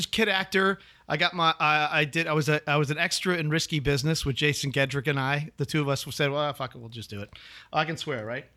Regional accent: Chicago, Illinois, United States; moved away; also born or lived in New York; I'm originally from, born and raised in Chicago.

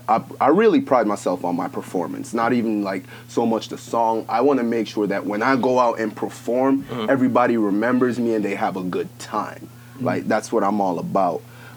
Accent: Jamaica; now in United States

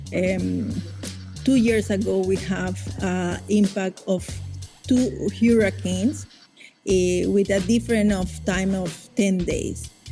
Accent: Caribbean coast of Nicaragua, Nicaragua; I'm indigenous Miskito from the Caribbean coast of Nicaragua

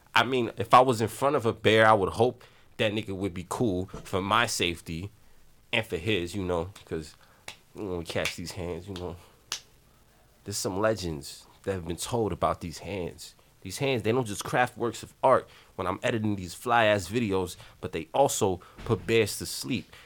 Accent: New York City, New York, United States; growing up in the Bronx, both of us

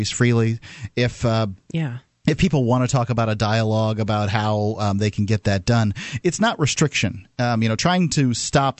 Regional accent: United States; As an American

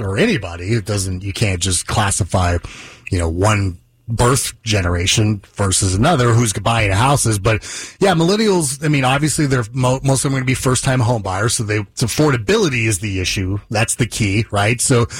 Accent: Las Vegas, Nevada, United States; I'm from Las Vegas.

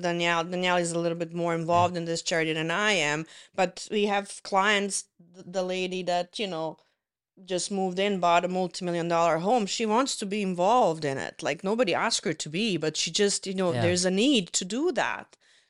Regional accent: Toronto, Ontario, Canada; now in Penetanguishene, Canada; I say that because I came from Toronto. You don't feel that very much in big cities, but in a smaller community

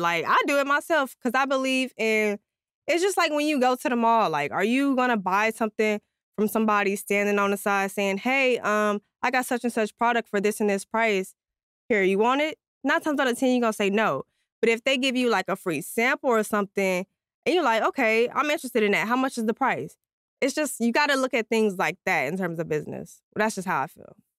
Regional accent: San Antonio, Texas, United States; I'm from San Antonio, Texas

